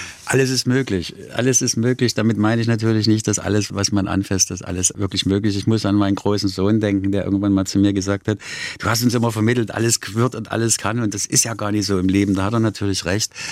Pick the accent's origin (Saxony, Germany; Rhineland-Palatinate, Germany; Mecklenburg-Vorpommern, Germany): Saxony, Germany; Dresden; moved away as an adult; also born or lived in Großhennersdorf / West Berlin / West Germany; now in Basel, Switzerland; nach Dresden zu fahren und meine Heimat, meine Großeltern, bin meinen Großeltern groß geworden